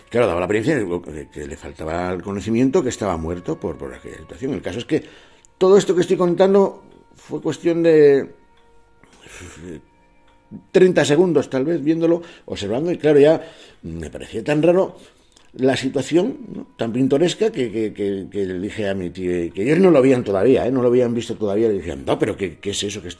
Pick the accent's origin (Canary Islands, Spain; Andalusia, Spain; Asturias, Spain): Asturias, Spain; Cangas del Narcea; a Asturias, ¿no? a mi tierra. Soy de, de Narcea, del concejo de Canga de Narcea, concretamente de una zona que se llama Cibea, ¿no? Y bueno, es bastante agreste, muy montañosa.